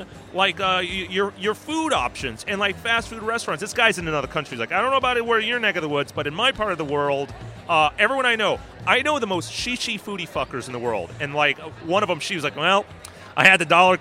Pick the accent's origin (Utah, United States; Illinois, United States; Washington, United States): Washington, United States; now in New York, United States; I'm originally from Washington State, but I've lived here in New York for about 20 years